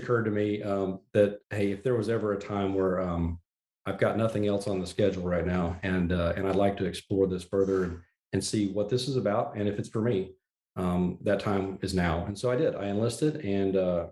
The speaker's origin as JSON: {"language": "English", "region": "Texas", "country": "United States", "tie": "born or raised there", "moved": "as an adult", "said": "I born and raised Texan, Dan. So I grew up here and was really thankful to be able to return here after retirement"}